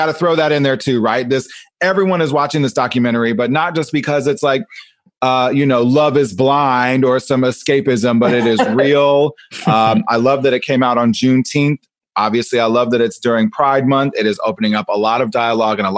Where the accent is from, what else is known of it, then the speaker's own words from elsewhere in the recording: Nebraska, United States; I grew up in Nebraska